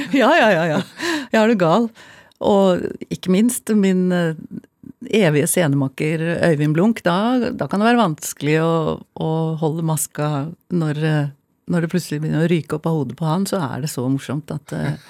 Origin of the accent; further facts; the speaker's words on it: Oslo, Norway; vi vokste opp på Abelsø